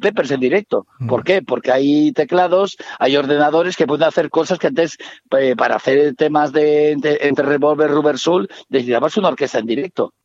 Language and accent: Spanish; Barcelona, Catalonia, Spain; Yo que soy de Barcelona